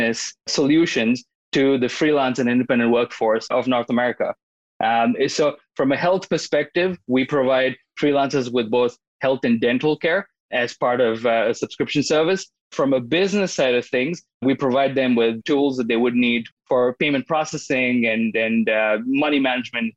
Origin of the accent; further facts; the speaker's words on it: India; moved away as an adult; I was born and brought up in India, and I went to school there for business